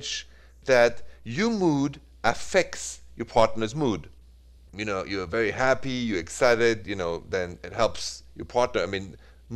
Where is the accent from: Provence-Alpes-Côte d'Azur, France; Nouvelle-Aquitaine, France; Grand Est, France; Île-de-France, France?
Île-de-France, France; Paris; accent: French; English is a second language; moved away as an adult; also born or lived in Midwest, United States; now in United States; it is straight from Paris